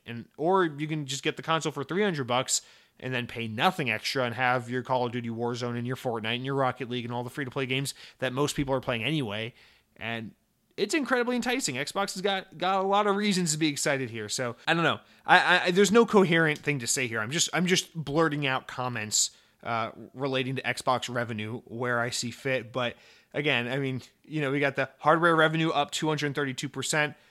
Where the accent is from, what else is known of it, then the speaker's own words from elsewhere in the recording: United States; as an American